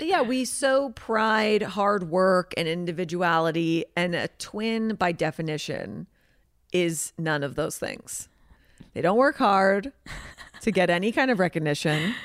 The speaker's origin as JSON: {"language": "English", "area": "the Valley", "region": "California", "country": "United States", "said": "I'm from the valley"}